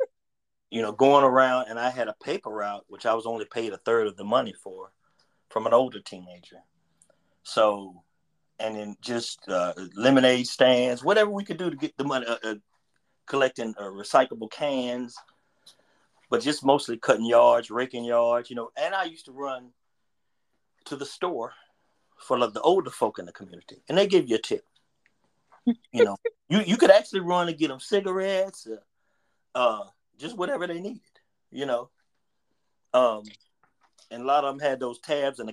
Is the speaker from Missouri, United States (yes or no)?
no; Charlotte, North Carolina, United States; I grew up in Wydell Park